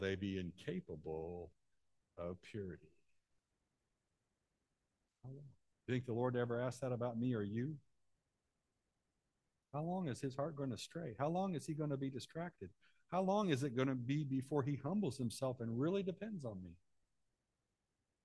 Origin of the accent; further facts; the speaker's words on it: Central Illinois, United States; I'm from Central Illinois.